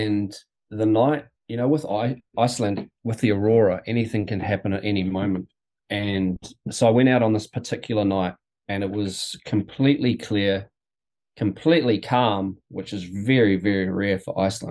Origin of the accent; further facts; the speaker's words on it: New Plymouth, Taranaki, New Zealand; now in Wanaka, New Zealand; I'm from New Plymouth originally, and that's a, it's a small city on the west coast of the North Island, and that will always be home